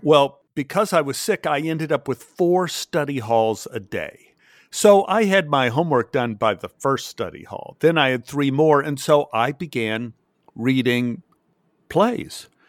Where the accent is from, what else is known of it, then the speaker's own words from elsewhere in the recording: Texas, United States; I grew up in Texas